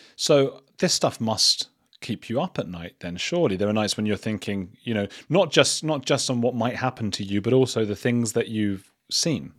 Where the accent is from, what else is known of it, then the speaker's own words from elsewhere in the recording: England, United Kingdom; being English